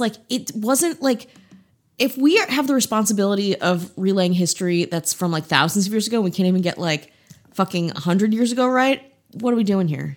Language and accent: English; Midwest, United States; I'm just a, a boring Midwestern woman from the Midwest.